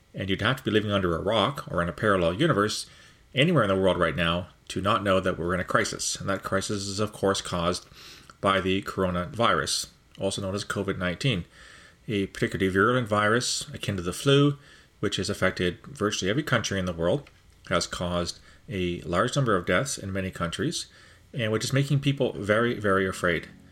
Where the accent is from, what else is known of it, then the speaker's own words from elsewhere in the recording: Canada; as a Canadian